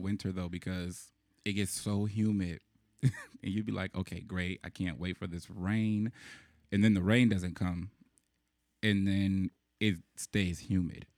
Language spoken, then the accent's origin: English; Chicago, Illinois, United States; growing up in Chicago